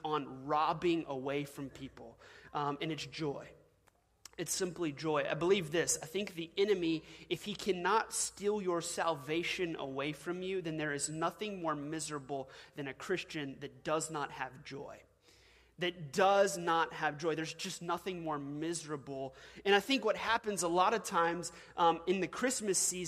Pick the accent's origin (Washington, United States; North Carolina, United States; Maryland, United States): Washington, United States; now in Louisiana, United States; I was originally born in Washington State.